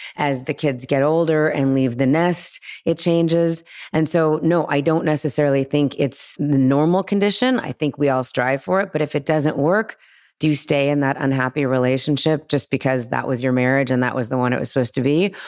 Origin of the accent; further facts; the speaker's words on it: Los Angeles, California, United States; girl and guy friends that I grew up with here in Los Angeles